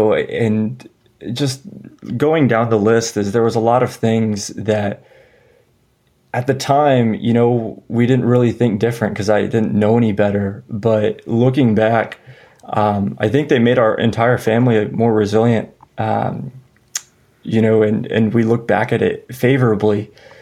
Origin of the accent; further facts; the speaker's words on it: San Antonio, Texas, United States; also born or lived in Denver; now in Austin, United States; I grew up in San Antonio, Texas